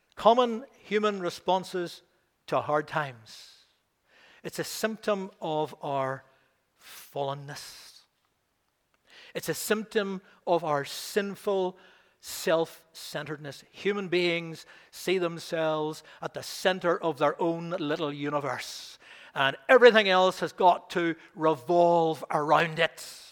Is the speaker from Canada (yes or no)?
no; Belfast, Northern Ireland, United Kingdom; also born or lived in Rathfriland; I didn't come from the country originally, I came from Belfast